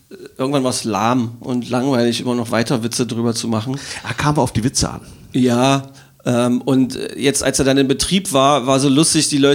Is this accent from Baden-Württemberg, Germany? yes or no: no; Magdeburg, Saxony-Anhalt, Germany; bin ein Magdeburger Kind.